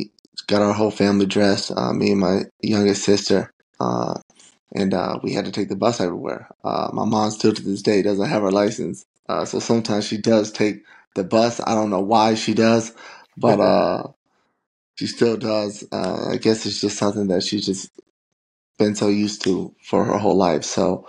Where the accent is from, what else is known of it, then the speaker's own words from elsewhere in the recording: St. Paul, Minnesota, United States; I'm from the east side of St. Paul. Majority public schools, didn't know anything about, you know, private schools. Grew up in a townhome of four sisters, my mom. Went to Hazel Park Middle School